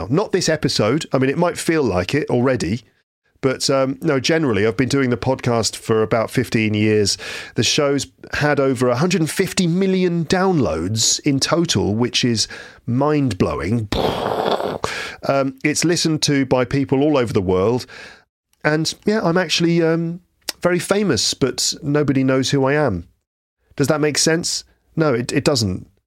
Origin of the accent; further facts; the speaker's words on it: London, United Kingdom; also born or lived in West Midlands; I'm an English teacher from England. Um, from I'm from West London and the West Midlands